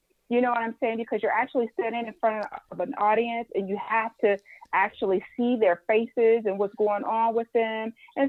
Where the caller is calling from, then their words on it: Livonia, Michigan, United States; I'm airing from Livonia, Michigan.